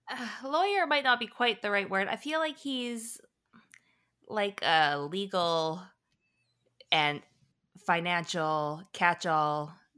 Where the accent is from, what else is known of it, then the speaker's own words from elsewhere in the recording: Canada; We're Canadian